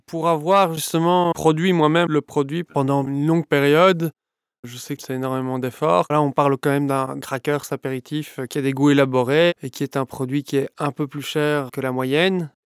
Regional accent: Brussels, Brussels-Capital Region, Belgium; Je suis bruxellois, j'ai 35 ans.

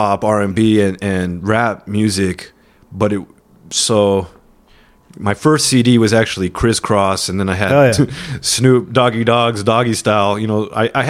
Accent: Monterey, California, United States; now in San Diego, United States; I'm originally from Monterey, California

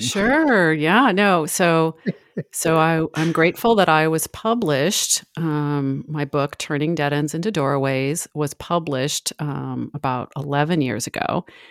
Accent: San Francisco, California, United States; I'm from San Francisco. Um, I have spent most of my life there

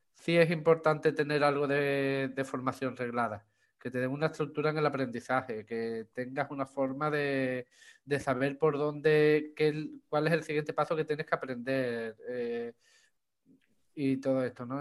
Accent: Chipiona, Andalusia, Spain; soy de, de Cádiz, aquí en España, de la provincia de Cádiz, de un pueblo que se llama Chipiona.

